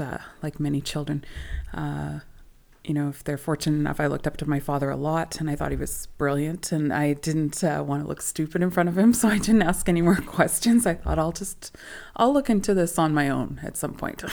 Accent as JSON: {"language": "English", "town": "Winnipeg", "region": "Manitoba", "country": "Canada", "tie": "born or raised there", "also_born_or_lived": "Germany / Halifax", "said": "So I was born in Winnipeg onto Treaty 1 territory and the traditional lands of the Red River Métis back in 1978. And I've lived here pretty much all my life."}